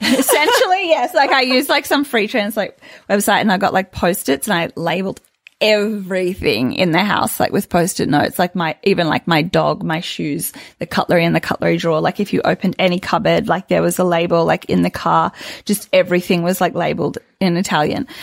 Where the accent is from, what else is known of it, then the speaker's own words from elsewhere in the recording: Sydney, New South Wales, Australia; I grew up in Sydney and I was very much like a city, a city girl.